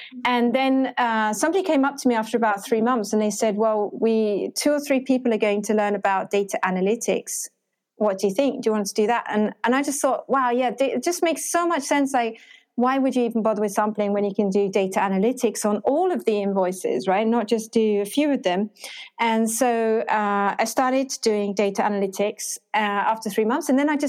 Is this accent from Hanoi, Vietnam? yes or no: no; Ho Chi Minh City, Vietnam; I'm from Ho Chi Minh City, but I'm not very Vietnamese. Don't sound very Vietnamese.